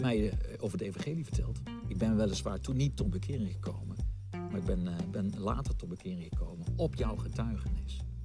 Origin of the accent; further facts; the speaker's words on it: Meijel, Limburg, Netherlands; also born or lived in Roermond; op jonge leeftijd samen met mijn ouders natuurlijk verhuisd naar, eh, naar het dorpje Meijl. En dat is ook een klein dorpje, ongeveer 4000, 5000 inwoners. En daar heb ik mijn jeugd gehad